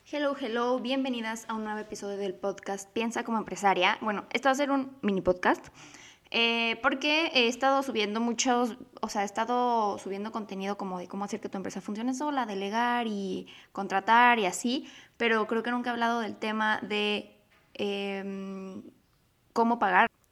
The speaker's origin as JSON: {"language": "Spanish", "country": "Mexico", "said": "mi país, que es México"}